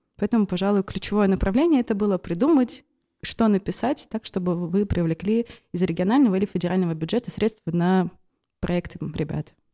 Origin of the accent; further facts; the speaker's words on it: Velikiye Luki, Pskov Oblast, Russia; moved away as an adult; now in Pskov, Russia; я родилась и выросла в Великих Луках